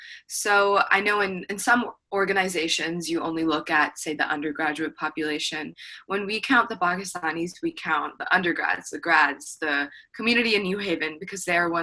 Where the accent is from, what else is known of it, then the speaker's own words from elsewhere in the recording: Oklahoma, United States; moved away as an adult; I'm from Oklahoma, so there was about 800 people in my graduating class